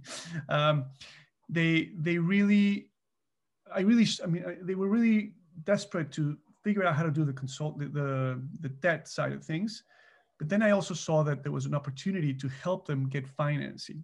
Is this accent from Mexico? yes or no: yes; Mexico; moved away as an adult; now in Canada; so I'm actually originally from Mexico. So I immigrated to Canada in nineteen ninety-nine